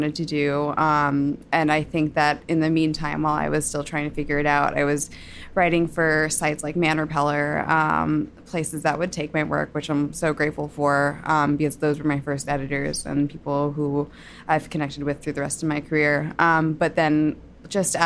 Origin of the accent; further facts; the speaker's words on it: New Jersey, United States; I grew up in New Jersey.